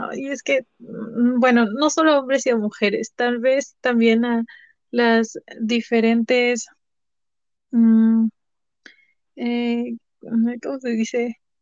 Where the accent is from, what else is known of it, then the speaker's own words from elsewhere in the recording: Puebla, Mexico; soy de origen poblano, soy de Puebla, México.